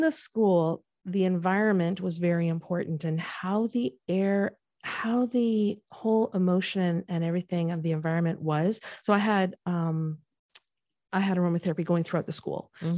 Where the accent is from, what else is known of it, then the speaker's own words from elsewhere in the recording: Canada; moved away as an adult; now in United States; I went to school and was born and raised in Canada